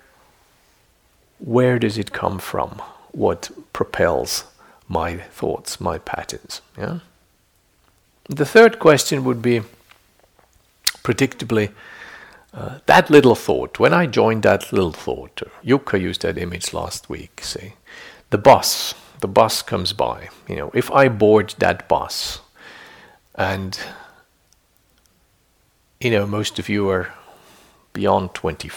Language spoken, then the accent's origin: English; Switzerland; I grew up in Switzerland, so there's lots of little lakes